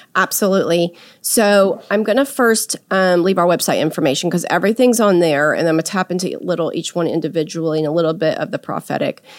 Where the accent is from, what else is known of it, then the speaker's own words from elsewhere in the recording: San Antonio, Texas, United States; now in Dallas, United States; in my hometown there in San Antonio